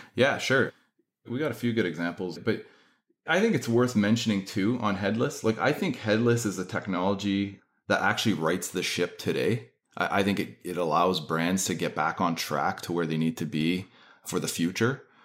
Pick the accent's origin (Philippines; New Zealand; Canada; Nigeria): Canada; accent: Canadian; also born or lived in Manitoba; So, yes, I am Canadian.